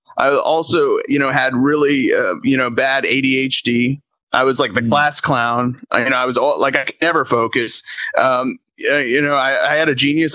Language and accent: English; Tampa, Florida, United States; I grew up in Tampa